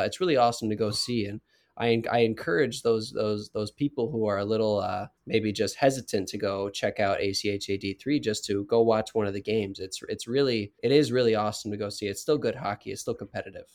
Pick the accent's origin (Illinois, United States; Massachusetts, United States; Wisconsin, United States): Wisconsin, United States; moved away as an adult; now in Kansas, United States; I grew up in Wisconsin